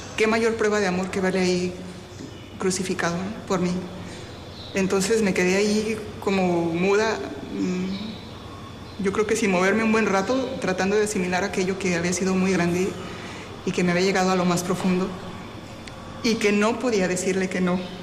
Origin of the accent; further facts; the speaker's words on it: Mexico; now in Havana, Cuba; Soy mexicana y ahora estoy prestando mi servicio como superiora